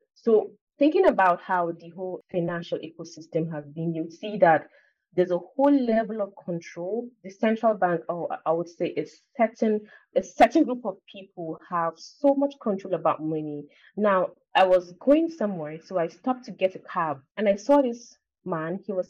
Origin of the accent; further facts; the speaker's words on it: eastern Nigeria, Nigeria; I am Nigerian, so I'm from the eastern part of Nigeria. So we are from a certain tribe called the Igbo tribe.